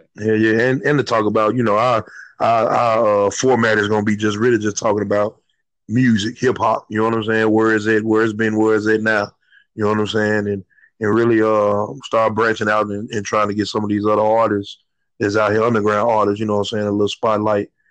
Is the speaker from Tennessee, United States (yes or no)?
yes; Memphis, Tennessee, United States; also born or lived in Atlanta / Chicago; I'm from North Memphis